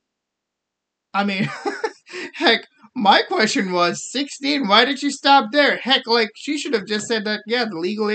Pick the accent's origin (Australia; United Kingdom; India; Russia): India; now in United States; I'm from India